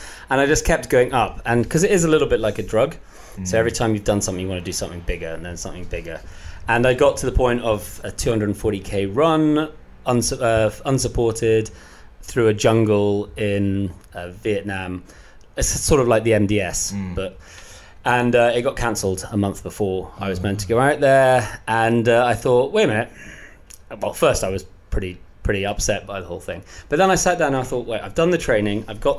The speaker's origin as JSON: {"language": "English", "region": "Scotland", "country": "United Kingdom", "said": "I may not sound it, but I'm Scottish."}